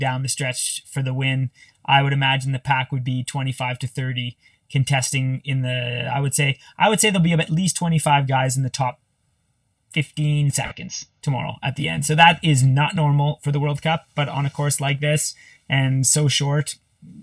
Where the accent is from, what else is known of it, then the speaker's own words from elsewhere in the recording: Canada; I'm Canadian